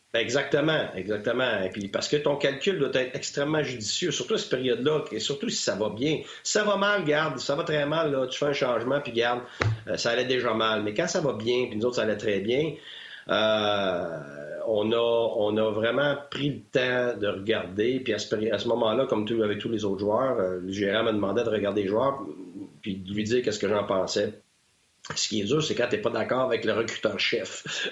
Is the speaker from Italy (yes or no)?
no; Quebec, Canada; moved away; je suis sorti de chez nous, je suis sorti du Québec